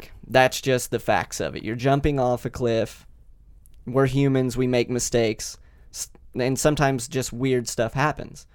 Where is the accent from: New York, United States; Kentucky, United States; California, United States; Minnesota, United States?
Kentucky, United States; moved away as an adult; also born or lived in Las Vegas; I grew up in Kentucky